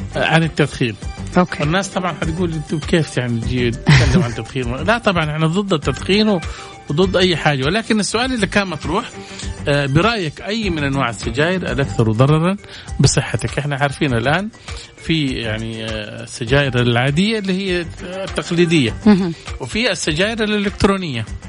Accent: Saudi Arabia; عندنا في السعودية

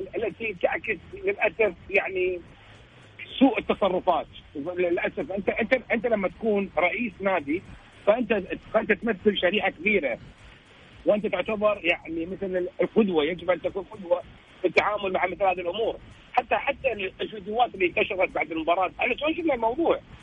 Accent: Kuwait; احنا احنا ككويتيين

